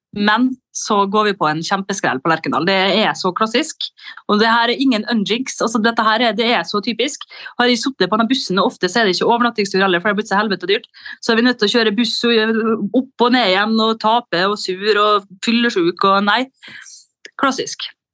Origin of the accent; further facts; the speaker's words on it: Molde, Møre og Romsdal, Norway; siden jeg er fra Molde og ikke fra Frena eller Hustadvika